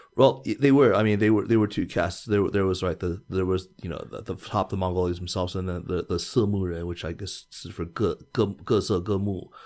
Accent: United States; now in China; I am a child of the Chinese diaspora. Why is it that I feel entirely comfortable with saying I am an American and I am Chinese?

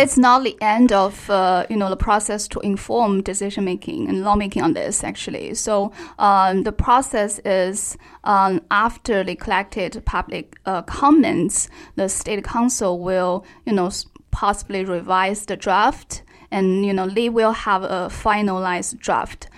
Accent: Xinjiang, China; I'm from Xinjiang

